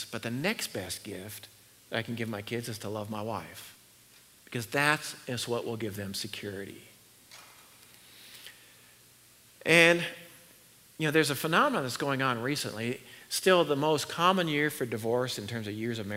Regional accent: Northern California, United States; I was raised in Northern California where there are redwood trees

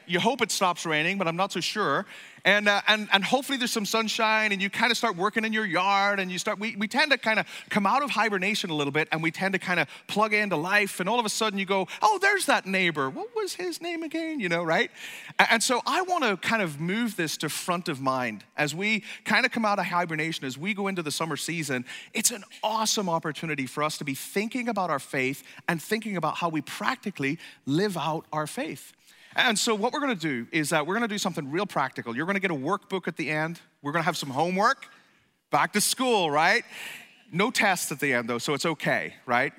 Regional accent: Ireland; moved away; I'm from Ireland

